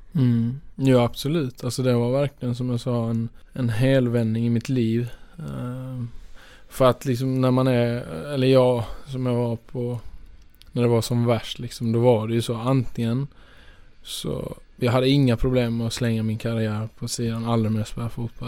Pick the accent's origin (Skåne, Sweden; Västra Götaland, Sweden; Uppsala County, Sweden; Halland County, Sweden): Skåne, Sweden; moved away as an adult; jag är ju från Skåne från början